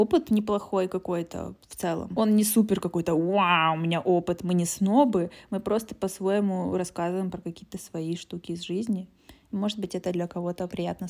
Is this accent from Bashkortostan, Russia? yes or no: no; Krasnodar, Krasnodar Krai, Russia; moved away as an adult; also born or lived in Moscow, Russia / Prague, Czech Republic; now in Germany; мы из Краснодара